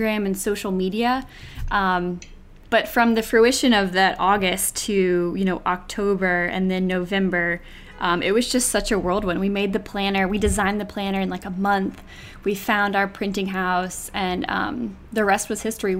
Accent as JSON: {"language": "English", "town": "Fairhope", "region": "Alabama", "country": "United States", "tie": "born or raised there", "also_born_or_lived": "Auburn, Alabama", "moved": "as an adult", "lives_now": "New York, United States", "said": "I'm from Fairhope, Alabama, born and raised in the South, went to Auburn, studied PR, and then moved to New York about 9 years ago"}